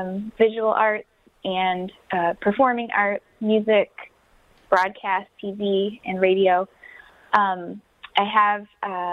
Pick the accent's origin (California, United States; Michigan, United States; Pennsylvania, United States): Michigan, United States; Wyandotte; now in Detroit, United States; I'm originally from Wyandotte. I live here now